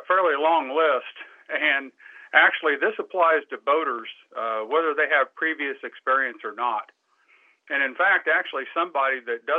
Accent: Indianapolis, Indiana, United States; moved away; I grew up in Indianapolis, and we didn't have a lot of big water there.

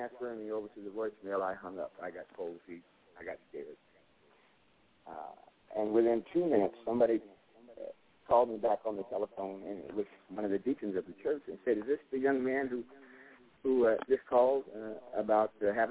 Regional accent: Bay Area, California, United States; moved away as an adult; now in Irving, United States; I'm from the Bay Area in California.

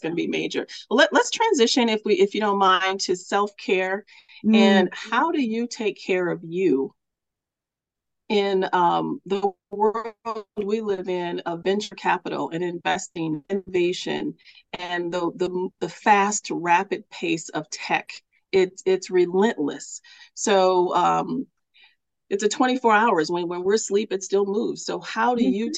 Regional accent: Milwaukee, Wisconsin, United States; I'm here in my hometown of Milwaukee, Wisconsin

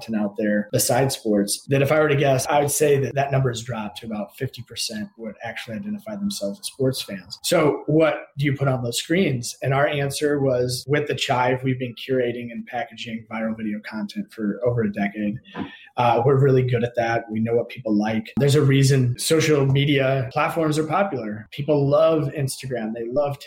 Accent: Indiana, United States; we're from Indiana. We used to caddy

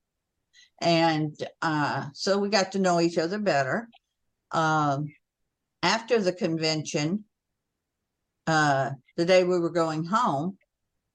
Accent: Oklahoma, United States; moved away as an adult; also born or lived in Illinois; I had an assignment in Illinois, woo, because I was from Oklahoma

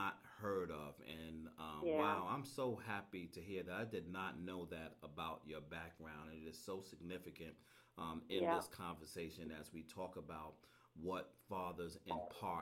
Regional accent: New York City, New York, United States; I was growing up in Brooklyn

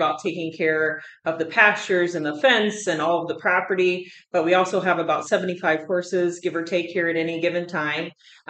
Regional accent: Virginia, United States; moved away as an adult; also born or lived in North Dakota; now in Fort Collins, United States; I grew up in Virginia, and my family had a small farm

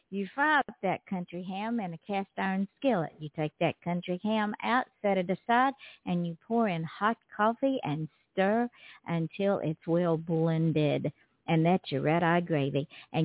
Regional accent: Georgia, United States; now in Florida, United States; I live in Florida now. I was born and raised in Georgia.

